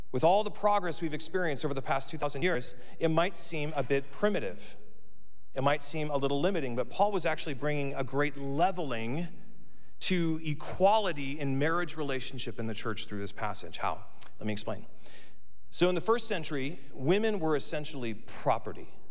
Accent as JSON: {"language": "English", "country": "United States"}